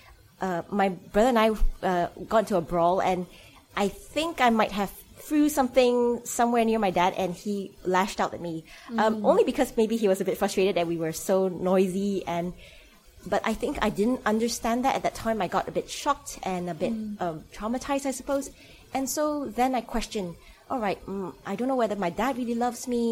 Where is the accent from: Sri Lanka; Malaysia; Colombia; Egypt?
Malaysia; moved away; So I'm Malaysian, so I grew up in Malaysia.